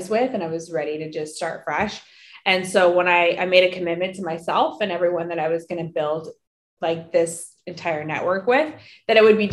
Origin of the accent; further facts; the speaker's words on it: Salt Lake City, Utah, United States; I'm from Salt Lake City, Utah.